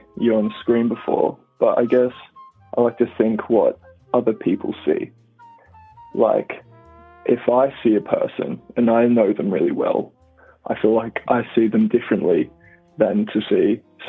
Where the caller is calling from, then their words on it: Australia; Australia, actually. Australia. I've been following you for some time.